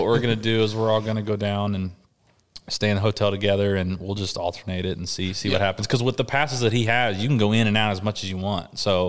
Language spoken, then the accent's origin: English; Kentucky, United States; I'm from Kentucky.